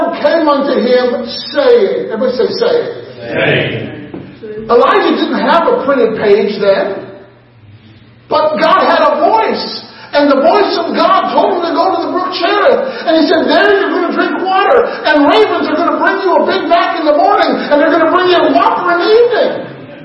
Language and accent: English; Illinois, United States; moved away as an adult; also born or lived in Oklahoma / Cleveland, Tennessee / Tennessee; now in Palmyra, United States; I grew up in Illinois.